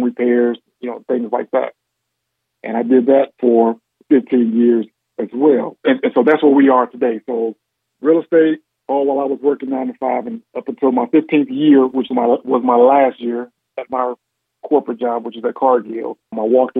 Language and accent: English; Gary, Indiana, United States; also born or lived in West Lafayette, Indiana; Born and raised in Gary, Indiana.